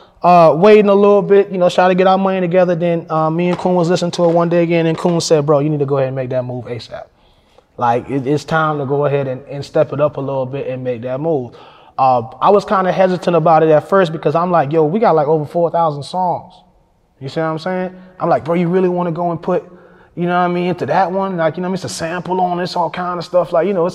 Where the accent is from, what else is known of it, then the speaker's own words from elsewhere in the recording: Fayetteville, United States; I'm like, I'm from Fayetteville. He said, so you drove all the way out here? I said, yeah, I drove all the way out here